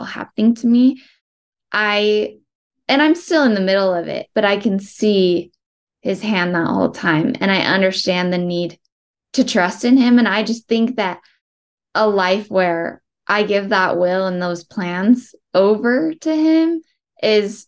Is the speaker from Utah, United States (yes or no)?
yes; Spanish Fork, Utah, United States; I was born and raised in Spanish Fork, Utah